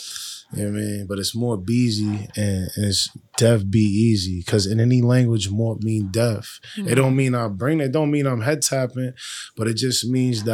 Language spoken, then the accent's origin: English; Boston, Massachusetts, United States; also born or lived in Dorchester, Boston; I'm from Boston. Like, I live in Dorchester, but I'm from East Boston